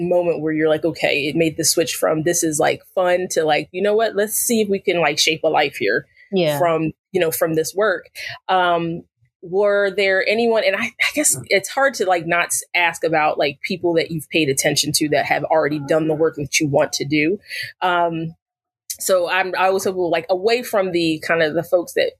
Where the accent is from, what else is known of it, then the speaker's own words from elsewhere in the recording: New Jersey, United States; moved away; also born or lived in Arizona; I lived in Arizona, I grew up in New Jersey.